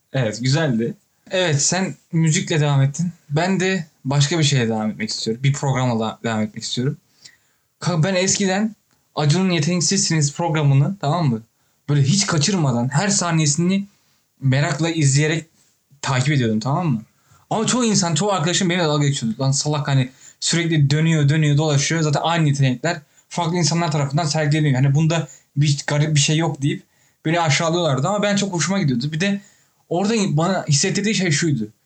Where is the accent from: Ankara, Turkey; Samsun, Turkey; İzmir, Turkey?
Ankara, Turkey; moved away; Ben Ankaralıyım sonuçta